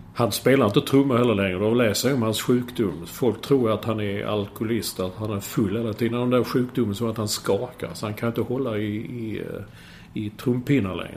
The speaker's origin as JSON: {"language": "Swedish", "country": "Sweden", "moved": "yes", "said": "som svensk, sitta, som utlandssvensk"}